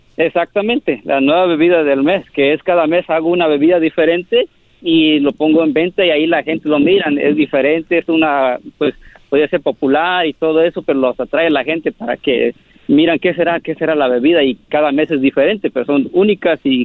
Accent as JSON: {"language": "Spanish", "town": "San Jose", "region": "California", "country": "United States", "tie": "born or raised there", "also_born_or_lived": "Oaxaca (parents)", "lives_now": "Los Angeles, United States", "said": "Yo soy nacido aquí, en San José, California, pero yo vivo en Los Ángeles"}